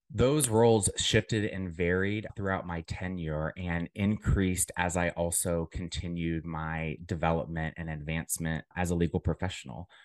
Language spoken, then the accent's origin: English; Centerville, Ohio, United States; moved away as an adult; also born or lived in Dayton, Ohio / Chicago; I am originally from Dayton, Ohio, a small southwestern town, more specifically, narrowing down to Centerville is where I grew up